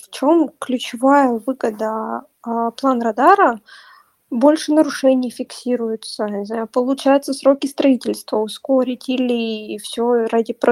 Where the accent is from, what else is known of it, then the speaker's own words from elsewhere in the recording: Yekaterinburg, Sverdlovsk Oblast, Russia; У нас вот мы сами из Екатеринбурга, у нас зимой холодно, минус 30